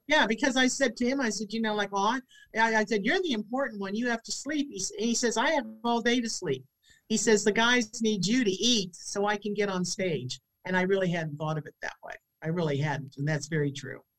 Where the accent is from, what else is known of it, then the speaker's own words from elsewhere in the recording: St. Petersburg, Florida, United States; this is my hometown.